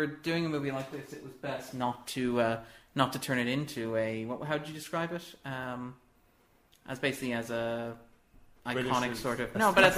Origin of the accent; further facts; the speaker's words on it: Ireland; we're both from the Republic of Ireland